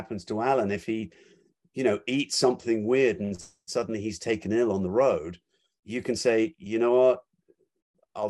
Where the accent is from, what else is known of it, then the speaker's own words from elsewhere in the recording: United States; speaking as an American